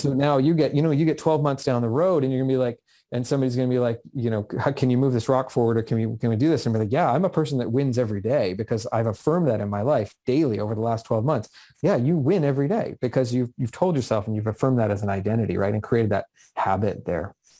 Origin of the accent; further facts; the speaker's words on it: Vancouver, British Columbia, Canada; I grew up just outside of Vancouver where I am today in the Vancouver area.